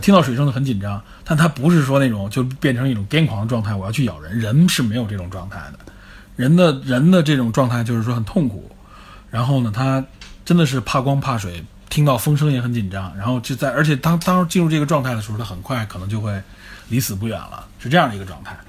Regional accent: China; 我们中国人

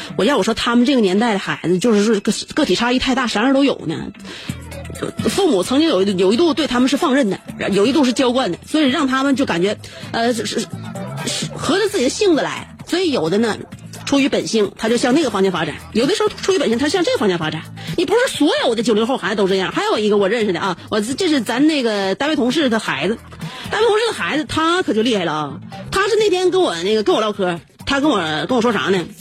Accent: Northeast China, China; 我们东北人

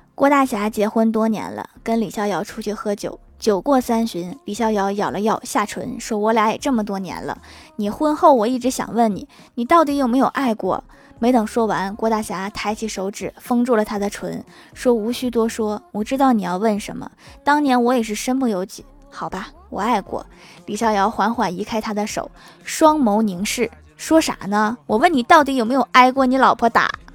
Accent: Northeast China, China; 虽然我也是东北的，但是我们这儿一般不用盆吃饭的

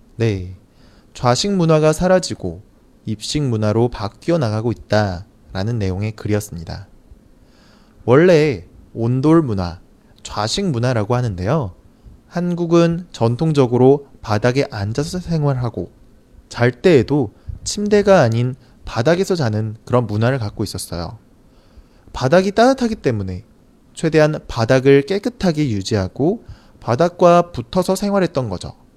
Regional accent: South Korea; 저는 사실 한국 사람이라 그런지

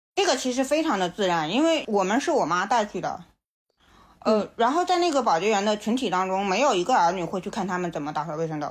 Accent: Shangnan, Shaanxi, China; now in Shenzhen, China; 我们老家所在的那个陕西商南的那个地方

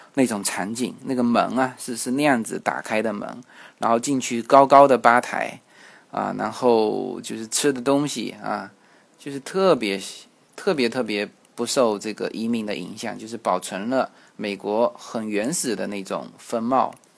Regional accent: China; 我们中国人

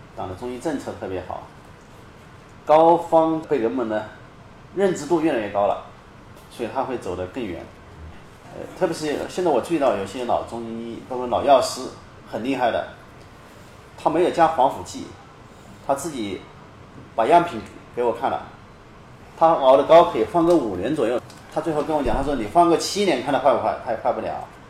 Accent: China; 我们大陆人

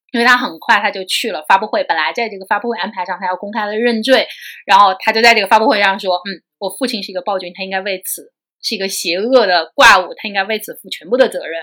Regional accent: China; 我们中国人

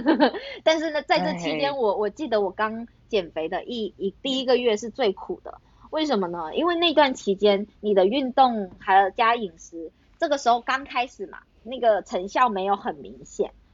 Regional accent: Guangdong, China; 我们这种乡下地方的小孩，每一次看到广州省城的那个春节节目呢

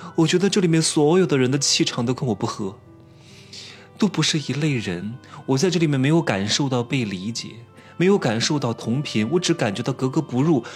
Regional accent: China; 我们中国人

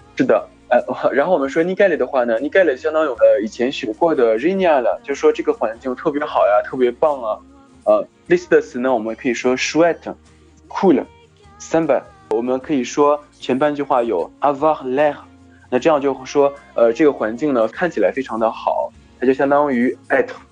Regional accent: France; 我们法国人的口语经常会说

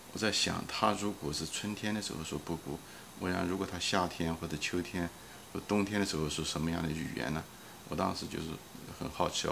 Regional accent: China; 我们中国人

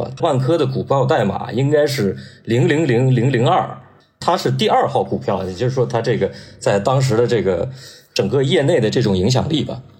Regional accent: Northeast China, China; 我是东北人嘛

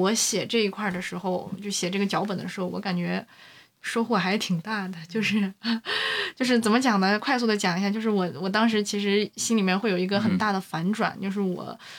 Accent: China; 可能我们中国人就是骨子里面有奴性吧

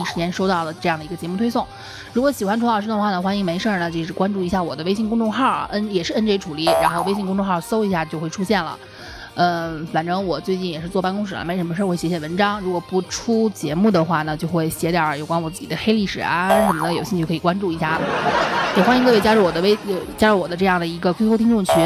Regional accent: Northwest China, China; 我是西北人

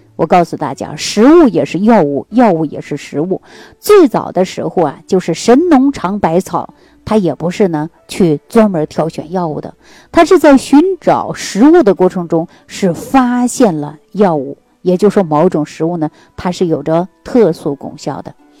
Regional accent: Northeast China, China; 对我们东北人来讲

